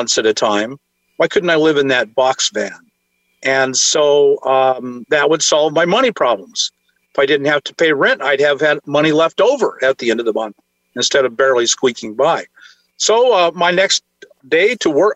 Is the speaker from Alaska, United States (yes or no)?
yes; Alaska, United States; moved away; when I grew up in Alaska